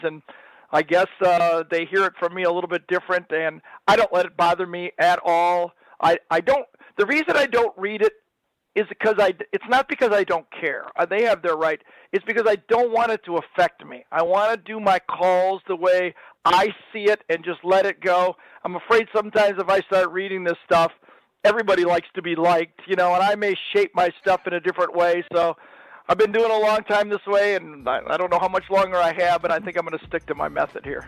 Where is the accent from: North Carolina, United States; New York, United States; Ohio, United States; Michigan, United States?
Michigan, United States; I grew up in Michigan